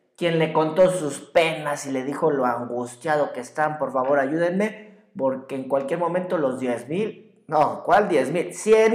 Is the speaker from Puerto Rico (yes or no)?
no; Mexico; muchos mexicanos